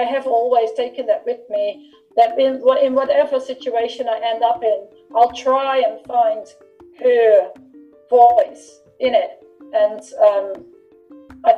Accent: Netherlands; when I grew up in the Netherlands

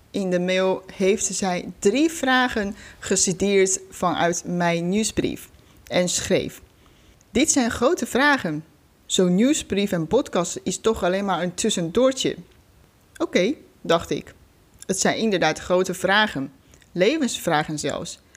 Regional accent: China; moved away as an adult; now in Netherlands; Ik ben 33 jaar oud. Ik kom oorspronkelijk uit China. Voor de studie ben ik naar Nederland gekomen. Inmiddels woon ik hier al 13 jaar.

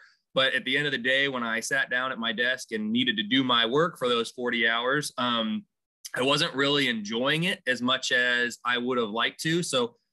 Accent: Indianapolis, Indiana, United States; I'm originally from Indianapolis

